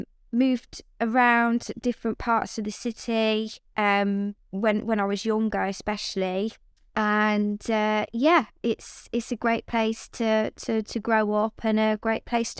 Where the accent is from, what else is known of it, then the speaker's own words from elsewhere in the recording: Coventry, West Midlands, United Kingdom; Yeah, Coventry born and bred, my family as well. So it's Coventry is home, and it is a wonderful place to be and somewhere that I'm very proud to come from, most definitely.